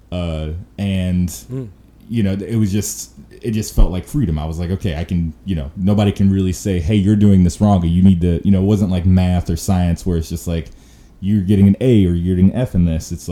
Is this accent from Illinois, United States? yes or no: yes; Chicago, Illinois, United States; So I'm I'm a Southsider, so Sox fan.